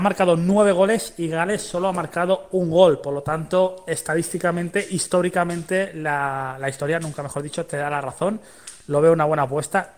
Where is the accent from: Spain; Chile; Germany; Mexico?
Spain; Mallorca, Balearic Islands; Yo soy de Mallorca